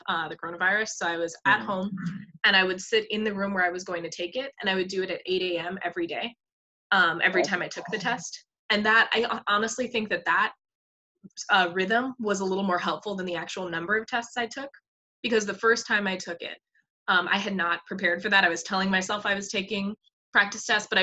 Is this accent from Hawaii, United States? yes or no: yes; Hawaii, United States; moved away; I'm from Hawaii originally